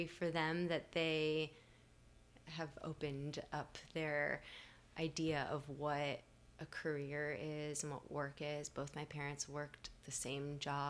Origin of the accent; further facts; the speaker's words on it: Miami, Florida, United States; I'm from Miami